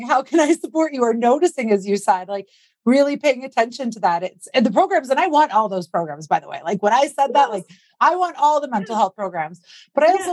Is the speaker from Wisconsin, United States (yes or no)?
yes; Wisconsin, United States; I grew up in Wisconsin